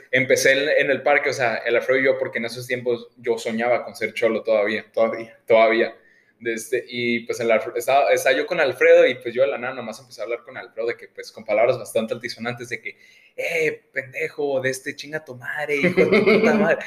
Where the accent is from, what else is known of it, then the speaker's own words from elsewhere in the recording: Sonora, Mexico; como sonorense, muchas veces, así de que sonorense bien, como que estás medio obligado a odiar